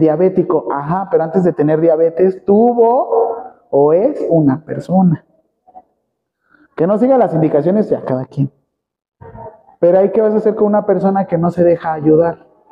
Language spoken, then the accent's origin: Spanish; Mexico